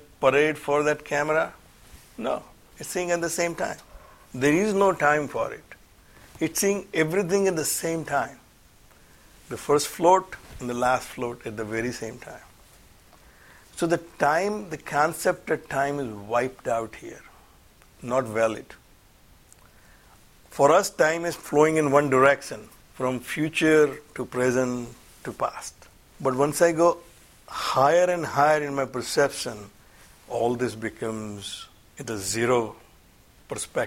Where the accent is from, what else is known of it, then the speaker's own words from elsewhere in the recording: India; I'm an Indian born in India